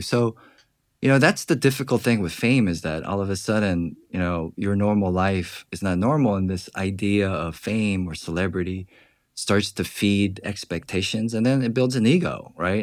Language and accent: English; Georgia, United States; moved away; growing up in Georgia